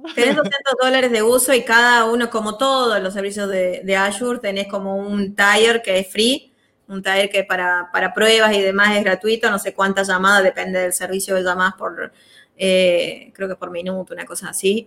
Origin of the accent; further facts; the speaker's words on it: Salta, Argentina; yo soy de Salta